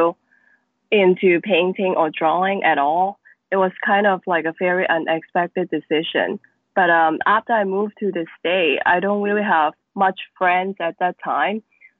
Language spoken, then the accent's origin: English; Macau; So I was born in Macau. It is a very small city, as known as one of the most densely populated city in the world. It has a very important impact on me and my work. I think mostly of my work, they are dealing with my childhood and the experience that I grew up here